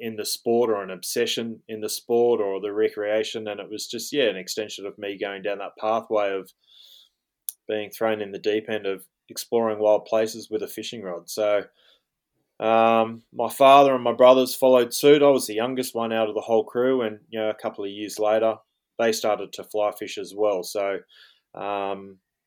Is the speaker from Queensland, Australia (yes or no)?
no; Tamworth, New South Wales, Australia; now in Jindabyne, Australia; I grew up in the northwest New South Wales, up in Tamworth, famously known as the Country Music Festival or Country Music Capital of Australia